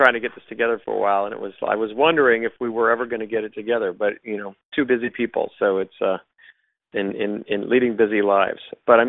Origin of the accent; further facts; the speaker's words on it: Honolulu, Hawaii, United States; I grew up in Honolulu, Hawaii, which was a pretty unusual place to grow up because of what you were exposed to as a child.